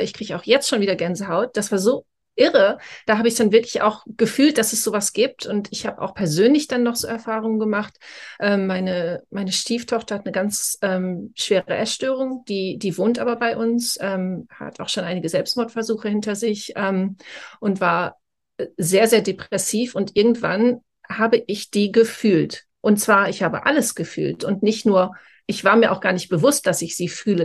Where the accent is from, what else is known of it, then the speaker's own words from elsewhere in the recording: Germany; now in Scotland, United Kingdom; weil ich komme aus Deutschland, ich wohne aber schon sehr, sehr lange in Großbritannien, also in Schottland